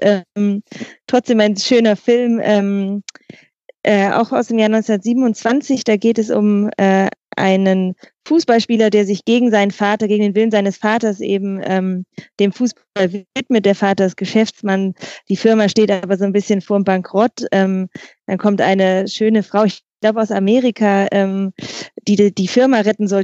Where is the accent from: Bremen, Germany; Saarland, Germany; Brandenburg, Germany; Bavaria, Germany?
Bremen, Germany; ich komme aus Bremen